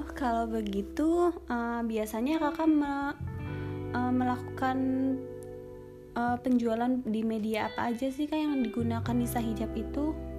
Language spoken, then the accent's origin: Indonesian; Cirebon, West Java, Indonesia; Saya berasal dari Cirebon, kelahiran tahun